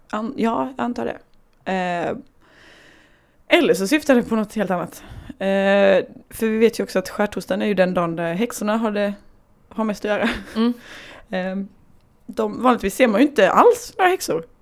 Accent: Småland, Sweden; Jag kommer ju från Småland.

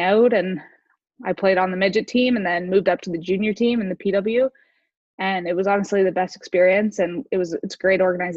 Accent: Toronto, Ontario, Canada; moved away as an adult; also born or lived in Rochester, New York; now in Budapest, Hungary; Yeah, so I grew up in Toronto.

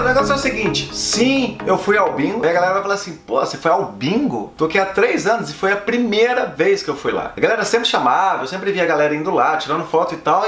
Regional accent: Brazil; de onde você é? falei, do Brasil.

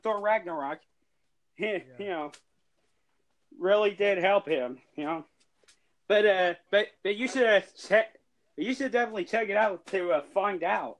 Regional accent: United States; I'm also from America

